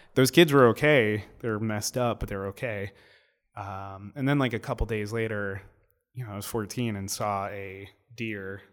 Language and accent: English; New York City, New York, United States; being a New Yorker